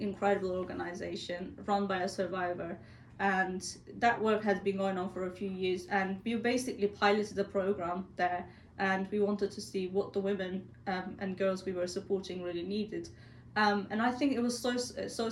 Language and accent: English; Turkey; born or raised there; moved away